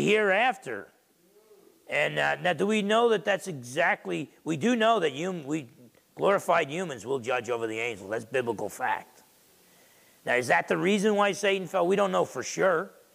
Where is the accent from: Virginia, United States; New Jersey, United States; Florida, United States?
New Jersey, United States; Essex County; grandson of Portuguese and Italian immigrants growing up in Essex County, New Jersey